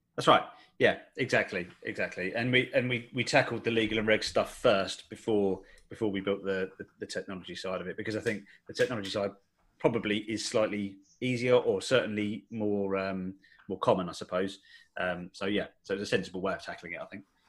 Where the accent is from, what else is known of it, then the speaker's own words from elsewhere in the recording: Essex, near Colchester, East of England, United Kingdom; in in Essex, uh, so near near Colchester, basically.